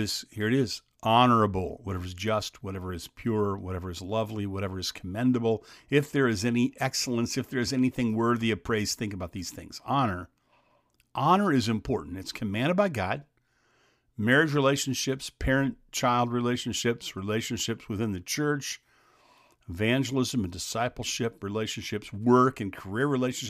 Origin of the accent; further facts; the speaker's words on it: Xenia, Ohio, United States; born there; When I was born in Xenia, Ohio, my dad wasn't allowed to attend the birth.